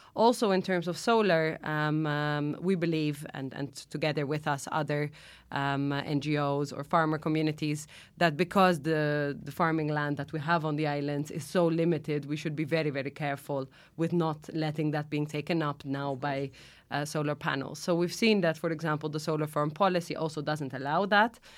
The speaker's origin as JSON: {"language": "English", "country": "Netherlands", "moved": "as an adult", "lives_now": "Malta", "said": "I'm originally from the Netherlands, uh, actually, but I came to Malta just over ten years ago now."}